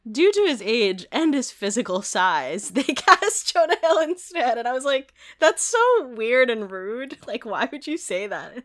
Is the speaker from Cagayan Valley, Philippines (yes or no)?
no; Manila, Metro Manila, Philippines; moved away; I grew up in Manila